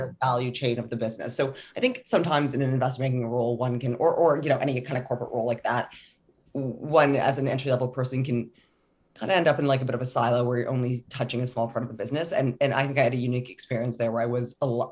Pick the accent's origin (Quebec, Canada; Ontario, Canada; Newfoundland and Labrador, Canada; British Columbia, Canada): Ontario, Canada; Toronto; also born or lived in Scotland; I'm from Toronto